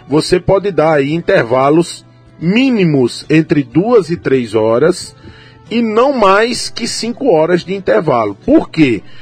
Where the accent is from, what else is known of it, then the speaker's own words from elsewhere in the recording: São Mamede, Paraíba, Brazil; estava na minha terra aqui, em São Mamede